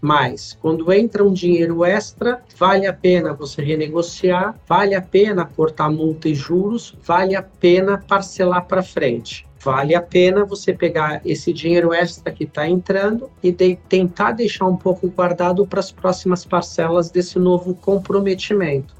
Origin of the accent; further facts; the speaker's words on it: Brazil; a gente como brasileiros